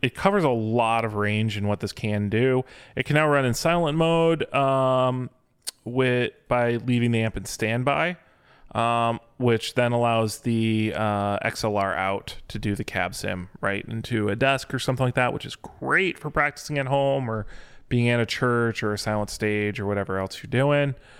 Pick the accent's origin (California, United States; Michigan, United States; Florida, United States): Michigan, United States; I'm from Michigan